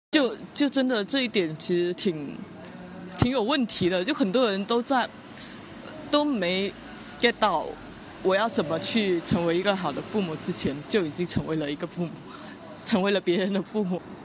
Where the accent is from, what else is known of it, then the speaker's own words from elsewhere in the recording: Guangdong, China; 我从小在草上历史长大